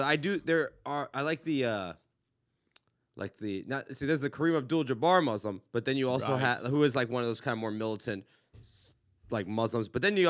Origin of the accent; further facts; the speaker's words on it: Los Angeles, California, United States; because I'm from LA, and I've been a Rams fan my entire